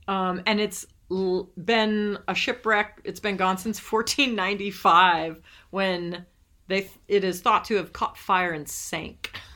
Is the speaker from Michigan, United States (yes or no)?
no; Cape Cod, Massachusetts, United States; growing up on the Cape